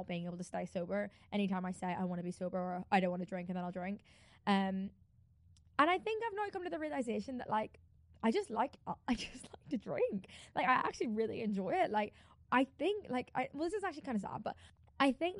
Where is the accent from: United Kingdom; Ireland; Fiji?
Ireland; I'm Irish